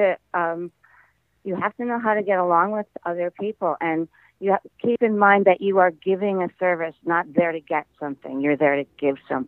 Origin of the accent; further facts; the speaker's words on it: Midwest, United States; I grew up in the Midwest